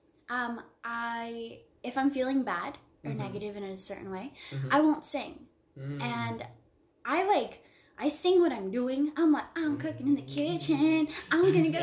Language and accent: English; Long Beach, California, United States; I'm from Long Beach